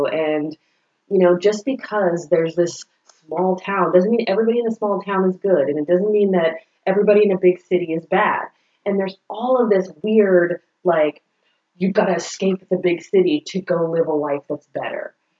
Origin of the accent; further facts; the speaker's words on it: San Jose, California, United States; also born or lived in New York City, New York / Granby, Connecticut; now in Matthews, United States; I grew up in San Jose, California, where it was very diverse.